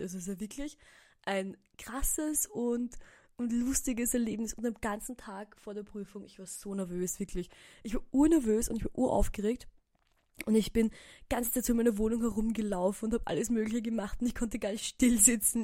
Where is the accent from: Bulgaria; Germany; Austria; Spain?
Austria; Burgenland; moved away as an adult; now in Vienna, Austria; ich bin jetzt im Burgenland heute und ich bin aus dem Burgenland